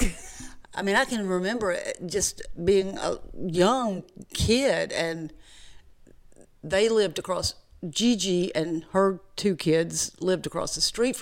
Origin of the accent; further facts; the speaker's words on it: Gainesville, Georgia, United States; also born or lived in Atlanta, Georgia; I grew up in Gainesville